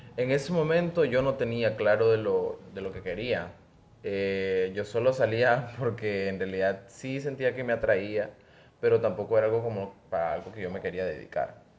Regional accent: Nicaragua

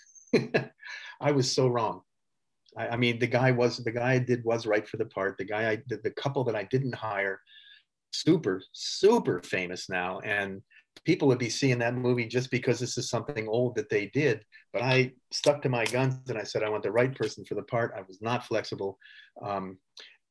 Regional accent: California, United States; I'm from California

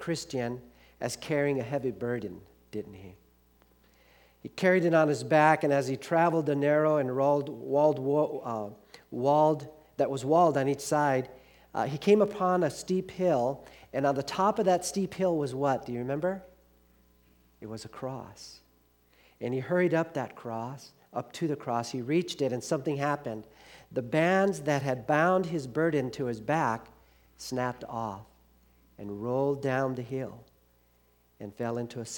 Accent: Los Angeles, California, United States; I grew up in Los Angeles where we had awful gangs, the Bloods and the Crips.

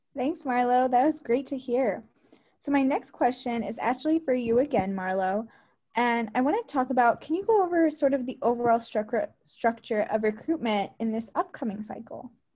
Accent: Troy, Michigan, United States; moved away as an adult; now in Cleveland, United States; My hometown is Troy, Michigan

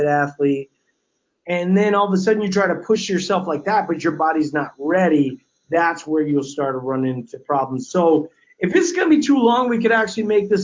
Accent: Louisiana, United States; growing up in Louisiana

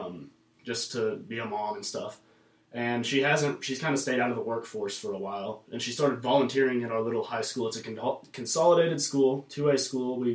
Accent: Tulsa, Oklahoma, United States; also born or lived in Nowata, Oklahoma; I was born in Tulsa, Oklahoma. Lived there till I was about 12

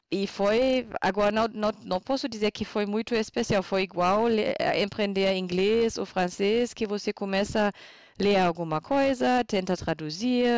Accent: Borken, North Rhine-Westphalia, Germany; Portuguese is a second language; moved away as an adult; also born or lived in Bavaria / Brazil; now in Postbauer-Heng, Germany; na verdade eu cresci em Borken

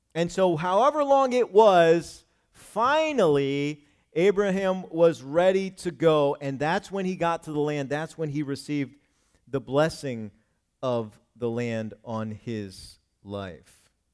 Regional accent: Cumberland, United States; moved away as an adult; also born or lived in Virginia / Kentucky / Scranton, Pennsylvania / Wilkes-Barre, Pennsylvania; I did not live here where I grew up in Cumberland

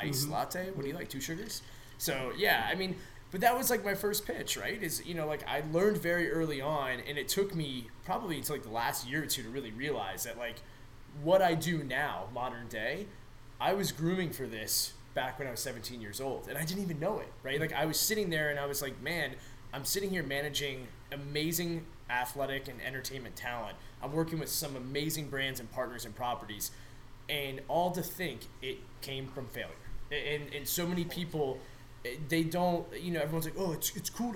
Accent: Newport News, Virginia, United States; moved away as an adult; I'm from Southeast Virginia, and, you know, NASCAR is pretty big, like Langley Speedway, big military community. I'm from Newport News

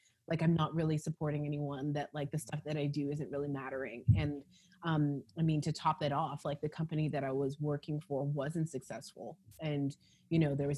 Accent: Calgary, Alberta, Canada; also born or lived in Los Angeles, United States; now in Toronto, Canada; I'm Canadian. So I'm actually Calgarian and left there because obviously. And then I went to LA.

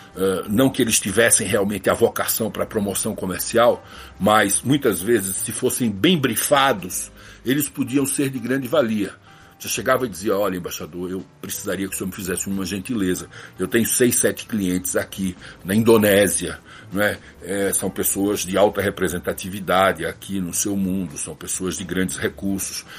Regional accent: Recife, Pernambuco, Brazil; accent: Nordestino; moved away; also born or lived in Garanhuns, Pernambuco; Eu sou nascido em Garanhuns, no agreste meridional de Pernambuco, a 240 quilômetros de Recife, uma cidade a quase mil metros de altura, bastante fria, bastante agradável, muito prazerosa, mas eu cresci na cidade do Recife

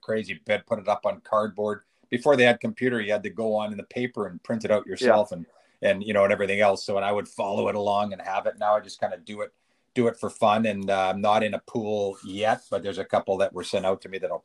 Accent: Vancouver, British Columbia, Canada; moved away; also born or lived in Calgary; I was from Vancouver and went to school in Calgary

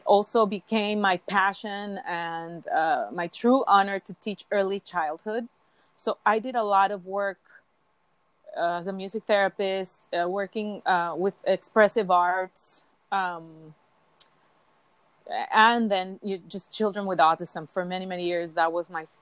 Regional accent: Mexico City, Mexico; moved away as an adult; I was born and raised in Mexico City

